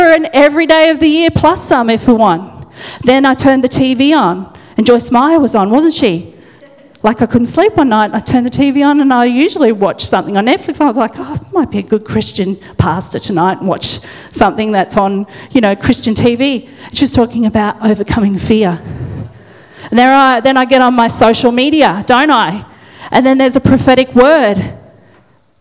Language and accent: English; Dalby, Queensland, Australia; I'm just a little country girl, God. I'm just from Dolby